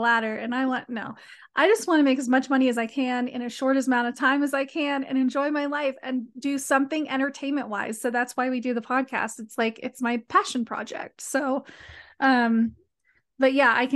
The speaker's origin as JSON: {"language": "English", "town": "Las Vegas", "region": "Nevada", "country": "United States", "said": "I am from Vegas"}